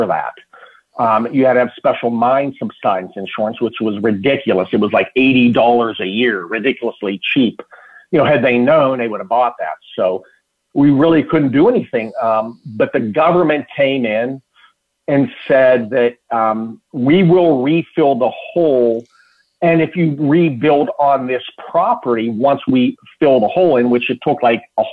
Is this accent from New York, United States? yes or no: no; Pittsburgh, Pennsylvania, United States; moved away; I'm from Pittsburgh originally